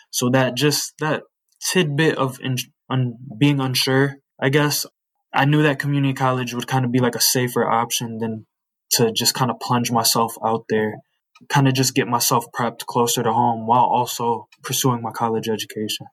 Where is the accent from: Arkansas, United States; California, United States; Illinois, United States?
Illinois, United States; Joliet; I was born and raised in Joliet. I've been here my whole life